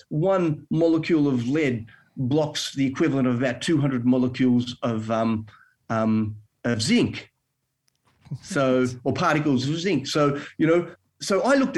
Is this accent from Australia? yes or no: yes; Melbourne, Victoria, Australia; moved away as an adult; now in Western Australia, Australia; I'm from Melbourne